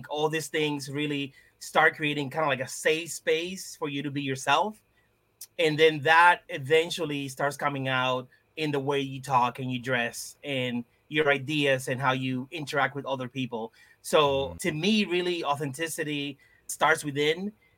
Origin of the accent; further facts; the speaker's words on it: Lawrence, Massachusetts, United States; So yeah, growing up in Lawrence, you would go to a store, a bodega, you would go down the street, you went to the barbershop, even in school, right? Like everyone spoke Spanish.